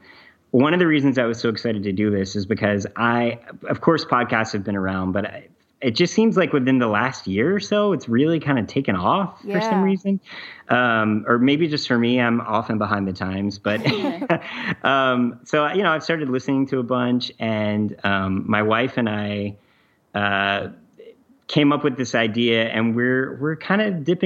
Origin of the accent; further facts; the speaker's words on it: the South, United States; Andrea and I, my wife, we're both from the South, and we got engaged in Charleston, actually.